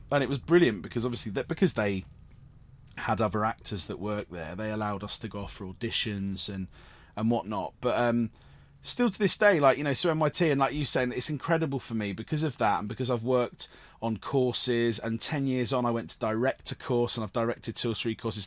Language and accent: English; Cornwall, South West England, United Kingdom; I grew up in Cornwall with, with theatre companies like Nihai